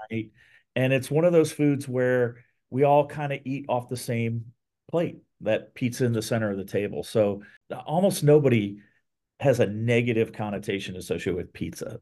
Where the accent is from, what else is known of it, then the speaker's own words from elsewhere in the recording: Columbus, Ohio, United States; also born or lived in Texas / Portland, Oregon; moved to Columbus as a, as a young kid, went to, uh, grade school, high school, and college in Ohio